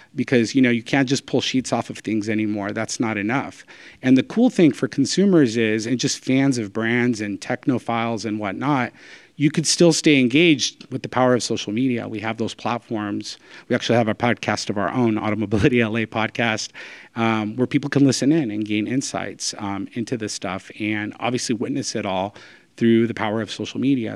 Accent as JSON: {"language": "English", "region": "Southern California", "country": "United States", "tie": "born or raised there", "said": "born and raised in Southern California"}